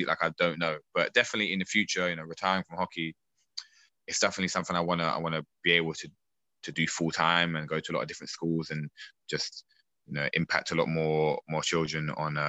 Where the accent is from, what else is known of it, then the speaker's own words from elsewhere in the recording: Streatham, London, United Kingdom; See, I'm from Southwest London, Streatham, and I was moving back from New Malden to Streatham.